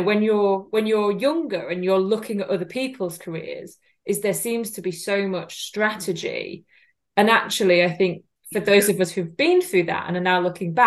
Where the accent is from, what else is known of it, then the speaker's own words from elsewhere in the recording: the north of England, United Kingdom; accent: northern; I do have a very northern accent for those who don't know.